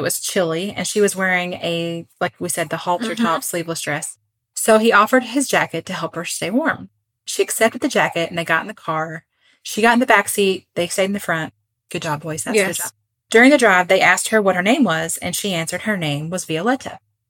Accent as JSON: {"language": "English", "country": "Puerto Rico", "tie": "born or raised there", "said": "So I grew up in Puerto Rico."}